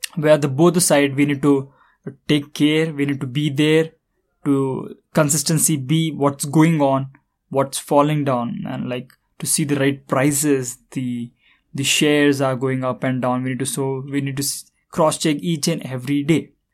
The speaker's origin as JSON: {"language": "English", "country": "India", "said": "I am from India"}